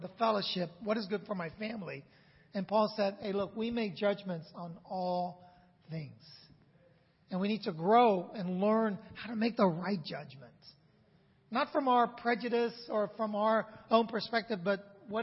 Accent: San Francisco, California, United States; I grew up in San Francisco

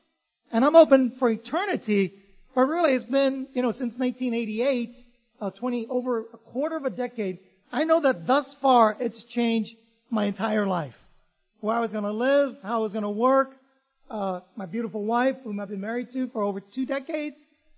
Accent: Vietnam; Lena, I grew up in Vietnam, so I'm kind of used to rain and stuff like that.

